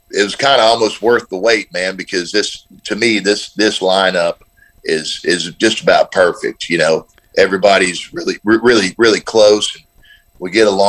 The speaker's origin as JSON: {"language": "English", "town": "Nashville", "region": "Tennessee", "country": "United States", "tie": "born or raised there", "said": "I grew up here in Nashville"}